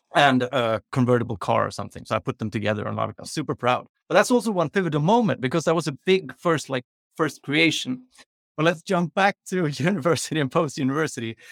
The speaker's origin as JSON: {"language": "English", "country": "Sweden", "tie": "born or raised there", "also_born_or_lived": "London, United Kingdom", "said": "We moved to London, so I grew up in London when I was, like, three, between three and six years old, uh, which men-, means that I started school earlier than we do in Sweden. So when I came to Swedish school"}